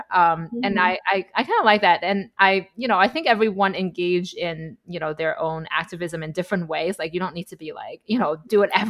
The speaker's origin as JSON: {"language": "English", "country": "China", "moved": "as an adult", "lives_now": "United States", "said": "We're both immigrants from China. We moved to the US as an adult."}